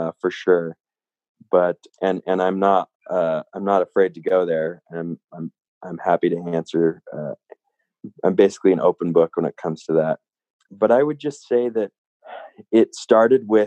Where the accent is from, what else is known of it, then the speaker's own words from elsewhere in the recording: Salt Lake City, Utah, United States; also born or lived in California; now in Jackson Hole, United States; I grew up in Utah, Salt Lake City, Utah.